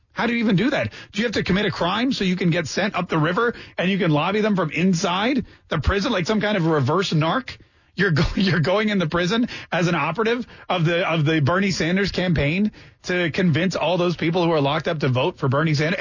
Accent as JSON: {"language": "English", "country": "Canada", "tie": "born or raised there", "also_born_or_lived": "Maryland, United States", "moved": "yes", "lives_now": "United States", "said": "I was born in Canada and I came to this country"}